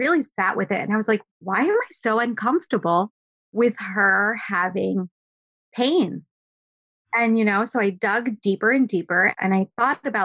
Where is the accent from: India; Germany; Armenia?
India; first language Gujarati; English is a second language; also born or lived in New Jersey; now in Manhattan, United States; we all lived in a joint family home. That's very typical for my culture. I'm Indian.